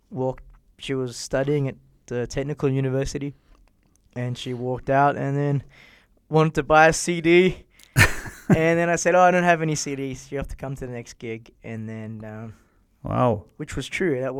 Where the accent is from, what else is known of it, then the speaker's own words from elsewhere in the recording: Brisbane, Queensland, Australia; now in Vienna, Austria; from Australia, where you got, I mean, uh, my hometown's Brisbane